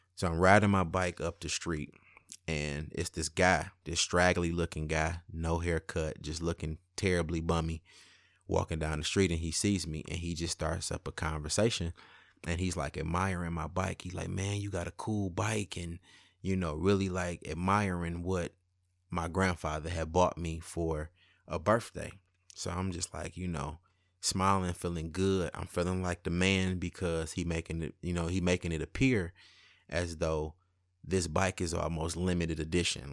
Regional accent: Highland Park, Michigan, United States; also born or lived in Detroit; I was born in Detroit, but my childhood years were spent in Highland Park, where my great-grandparents lived.

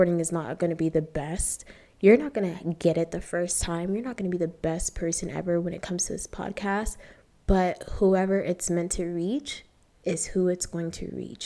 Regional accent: Ohio, United States; moved away as an adult; also born or lived in Toronto, Canada; now in Nairobi, Kenya; spent most of my life in Ohio growing up

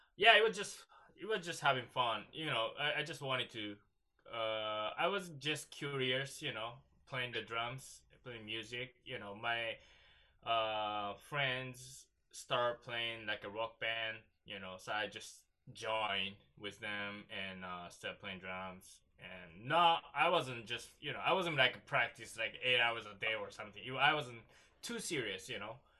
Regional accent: Japan; English is a second language; moved away as an adult; now in United States; I grew up in Japan that doesn't have kind of cultural thing

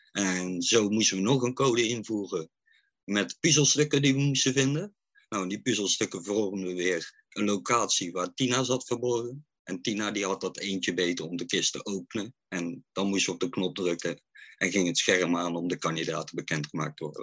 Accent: Oosterhout, North Brabant, Netherlands; ik kom uit Oosterhout

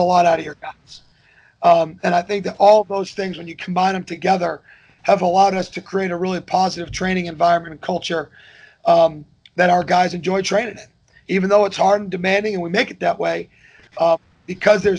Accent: Northbridge, Massachusetts, United States; moved away as an adult; now in Kennesaw, United States; the way I grew up talking and the music I grew up listening to in Northbridge, Massachusetts.

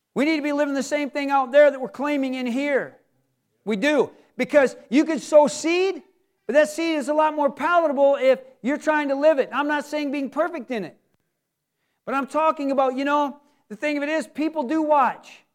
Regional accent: Michigan, United States; we're from Michigan

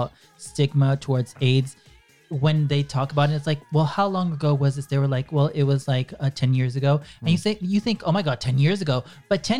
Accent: Chile

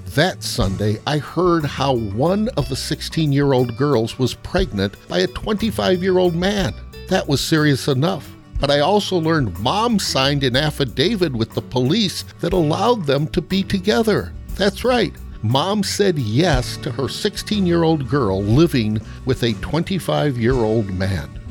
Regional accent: United States; those of us who have grown up in America and the American church

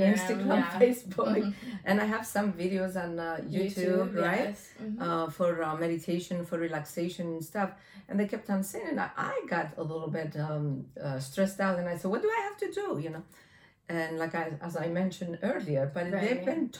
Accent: Greece; also born or lived in Belgium / Canada; now in United States; I'm from Greece and we are a very religious country.

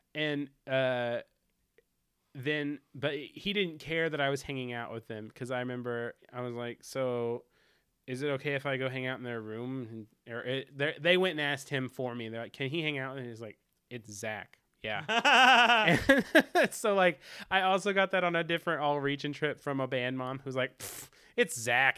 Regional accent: the South, United States; accent: southern; I'm from the South

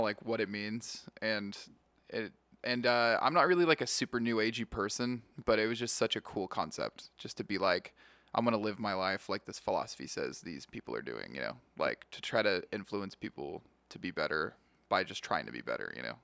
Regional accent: Yakima, Washington, United States; moved away as an adult; now in Las Vegas, United States; I grew up in Yakima, Washington.

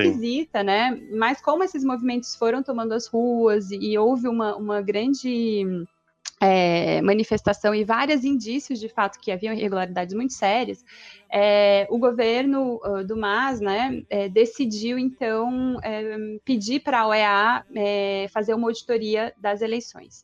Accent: Ribeirão Preto, São Paulo, Brazil; now in Salvador, Brazil; eu sou de Ribeirão Preto. Estou aqui em Salvador como nova baiana

